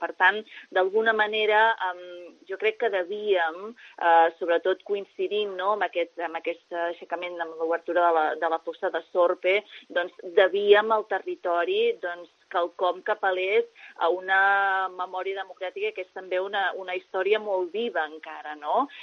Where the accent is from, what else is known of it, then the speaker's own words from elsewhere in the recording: Calella, Catalonia, Spain; moved away as an adult; now in Valls d'Àneu, Spain; Jo mateixa que sóc de Calella de, de, del Maresme